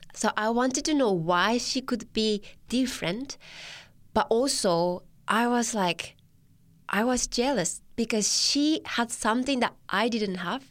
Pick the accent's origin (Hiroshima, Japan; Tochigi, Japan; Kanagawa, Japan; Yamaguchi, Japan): Tochigi, Japan; English is a second language; moved away as an adult; now in Newcastle, Australia; I was born in Tochigi, which is three hours north from Tokyo.